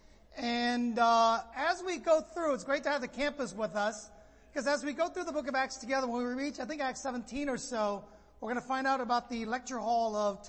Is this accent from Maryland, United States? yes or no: no; San Francisco, California, United States; moved away as an adult; now in Los Angeles, United States; I grew up in the Bay Area in San Francisco